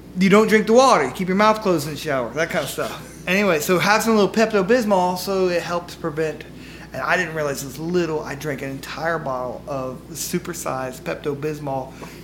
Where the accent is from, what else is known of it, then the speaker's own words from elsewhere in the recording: Memphis, Tennessee, United States; I am a Midwestern Memphis kid. Southern kid, I don't know.